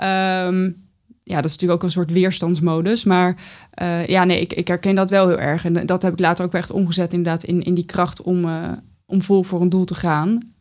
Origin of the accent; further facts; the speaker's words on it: North Brabant, Netherlands; now in The Hague, Netherlands; wij verhuisden toen van Den Haag naar een dorp in Brabant